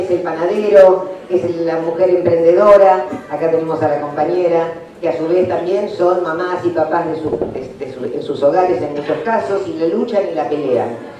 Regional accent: La Plata, Buenos Aires Province, Argentina; yo soy de La Plata

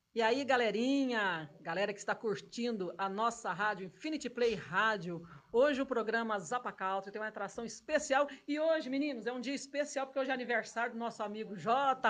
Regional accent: Goiânia, Goiás, Brazil; em Goiânia, minha terra

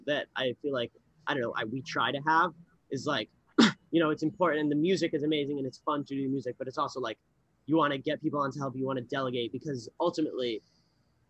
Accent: New York City, New York, United States; I'm from New York, I've lived here my whole life

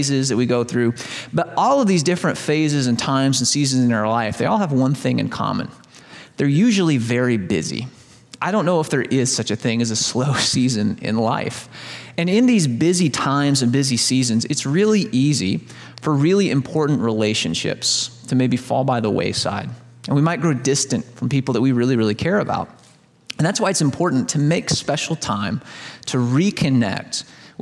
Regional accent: Southern Illinois, United States; I grew up in Southern Illinois

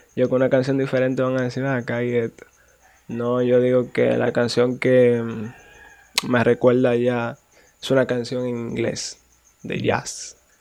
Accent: Guananico, Puerto Plata, Dominican Republic; nací allá en Puerto Plata, me crié en Guananico, Rincón Caliente.

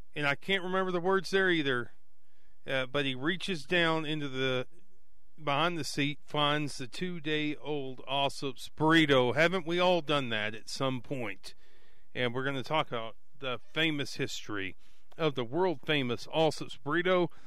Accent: Abernathy, Texas, United States; I was raised in Abernathy, 2,904 people

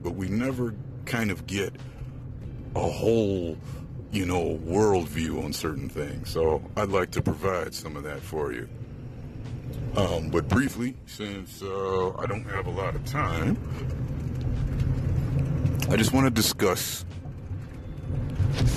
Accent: Chicago, Illinois, United States; now in Houston, United States; I am from Chicago, born and raised, and living in Houston

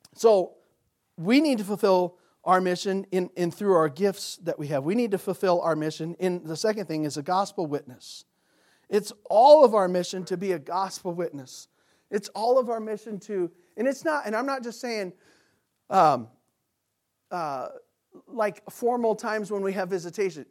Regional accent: United States; we're American Christians

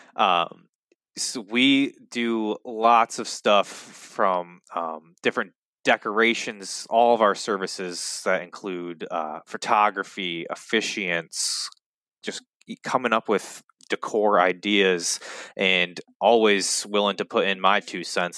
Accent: Muskegon, Michigan, United States; both Salim and I, b, being both of us born and raised in the Muskegon area

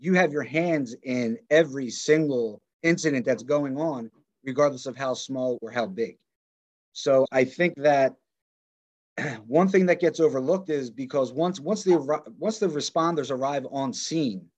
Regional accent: Philadelphia, Montgomery Counties, Pennsylvania, United States; Born and raised Philadelphia, Montgomery Counties

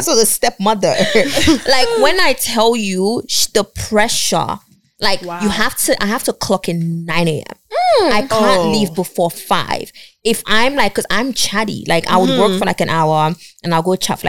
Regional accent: Nigeria; moved away; we're both Nigerian

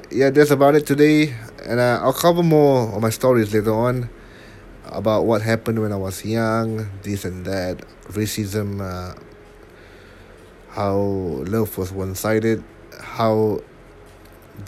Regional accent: Singapore; I'm a Singaporean born Muslim

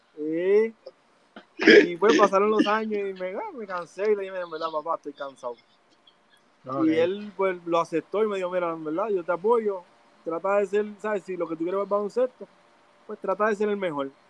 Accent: San Juan, Puerto Rico; also born or lived in Canóvanas, Puerto Rico; Nacido y criado en Manuela Pérez

